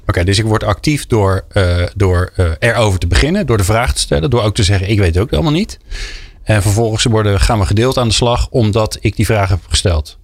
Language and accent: Dutch; Netherlands; als Hollanders